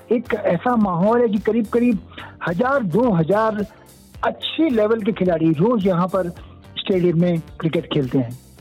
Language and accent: Hindi; Indore, Madhya Pradesh, India; moved away as an adult; also born or lived in Uttarakhand / Bhopal / Mumbai; now in Indore, India; परवरिश uh, पूरी मध्य प्रदेश में हुई इंदौर में हुई इंदौर और भोपाल में वैसे तो मैं उत्तराखंड को बिलोंग करता हूँ